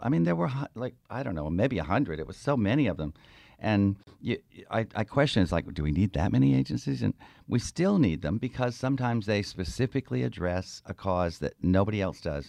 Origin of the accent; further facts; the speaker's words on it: the South, United States; moved away as an adult; also born or lived in Georgia / South Carolina; now in San Francisco, United States; I was born in the South, uh, Georgia, South Carolina, and my parents were very Southern. We never moved above the Mason Dixon line